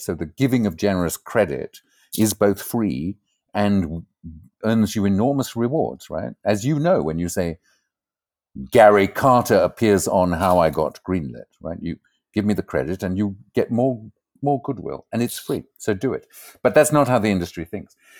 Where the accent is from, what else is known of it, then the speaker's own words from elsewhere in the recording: Port Elizabeth, Eastern Cape, South Africa; moved away as an adult; also born or lived in Zimbabwe; now in Amsterdam, Netherlands; when I was about three years old, my family moved to South Africa, and I grew up in a hideous